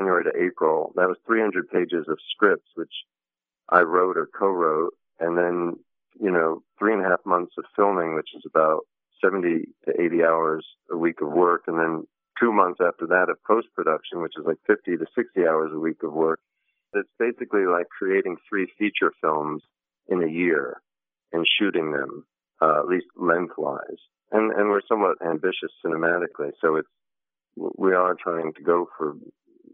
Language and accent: English; New York, United States; moved away as an adult; now in Los Angeles, United States; I was born in New York. I'm 51, sort of after more or less 51 years in and around New York